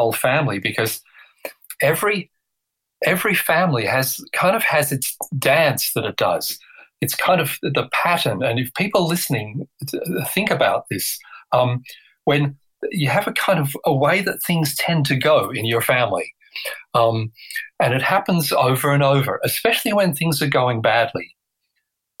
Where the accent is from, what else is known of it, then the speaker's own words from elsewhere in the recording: England, United Kingdom; I was born in England